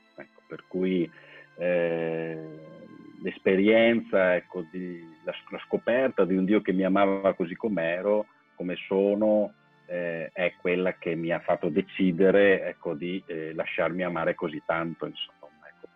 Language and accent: Italian; Musile di Piave, Veneto, Italy; moved away as an adult; ricordo e un legame fortissimo con la mia parrocchia di origine, col mio paese eh, certo non, non, vivo più lì